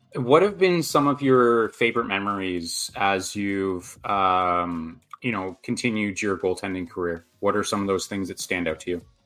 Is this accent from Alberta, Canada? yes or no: no; Lanark, Ontario, Canada; I was actually uh, raised in Lanark, Ontario.